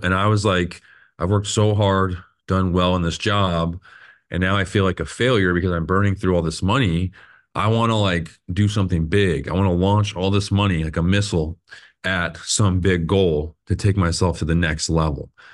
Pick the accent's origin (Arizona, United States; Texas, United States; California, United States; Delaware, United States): Arizona, United States; Phoenix; I was born and raised here in Phoenix